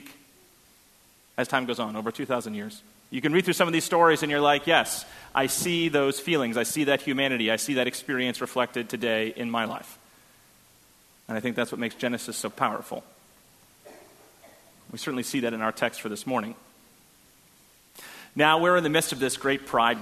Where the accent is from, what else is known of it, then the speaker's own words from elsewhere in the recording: Boston, Massachusetts, United States; I'm from Boston.